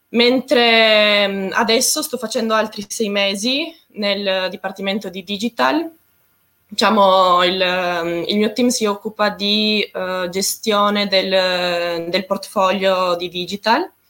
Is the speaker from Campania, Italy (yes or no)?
no; Trieste, Friuli-Venezia Giulia, Italy; io vengo da Trieste, ho sempre vissuto là praticamente